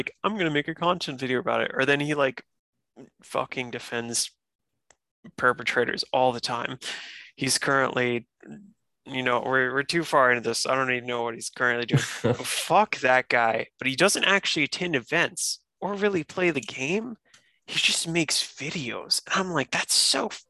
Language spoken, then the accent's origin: English; North Carolina, United States; moved away as an adult; also born or lived in Massachusetts; I'm back in my home state, North Carolina now